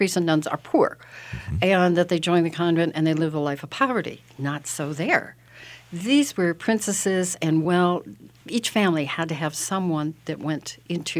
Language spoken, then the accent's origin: English; New York, United States; moved away; also born or lived in Peru; as a New Yorker